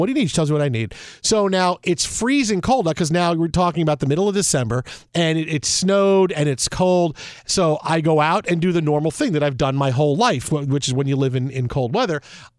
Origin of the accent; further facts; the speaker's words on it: New York, United States; now in Los Angeles, United States; Well, look, I grew up in New York my whole life, and we went back to visit Pam's family in Detroit for one of the first times after we moved to L.A., right?